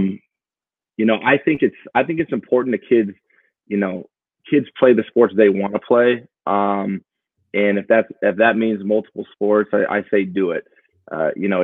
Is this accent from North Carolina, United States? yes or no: no; Portland, Oregon, United States; So I'm from Portland, Oregon, born and raised.